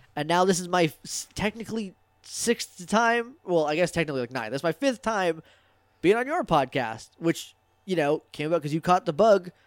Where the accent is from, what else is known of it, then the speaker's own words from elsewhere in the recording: New Hampshire, United States; I'm from New Hampshire